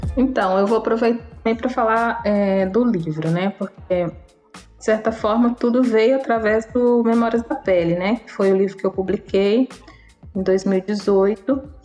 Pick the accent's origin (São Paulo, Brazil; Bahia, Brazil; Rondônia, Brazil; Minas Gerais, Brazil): Minas Gerais, Brazil; Belo Horizonte; moved away as an adult; now in Paraty, Brazil; Nasci em Belo Horizonte, em Minas Gerais